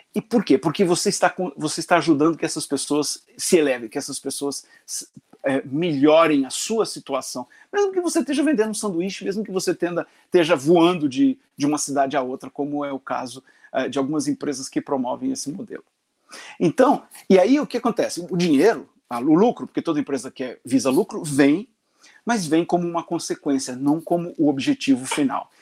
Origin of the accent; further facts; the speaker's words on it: Londrina, Paraná, Brazil; also born or lived in Florianópolis; Eu sou nascido, é, nasci em Florianópolis, mas cresci no norte do Paraná, na cidade de Londrina